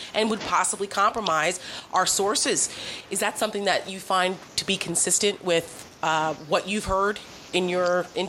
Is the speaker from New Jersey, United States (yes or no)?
yes; New Jersey, United States; I'm from Jersey. I grew up in the era of Donald Trump and tabloids and his excess in Atlantic City.